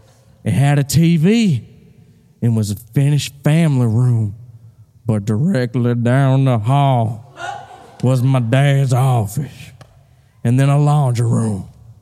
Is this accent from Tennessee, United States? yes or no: yes; Tennessee, United States; born there; Well, I was born in Tennessee.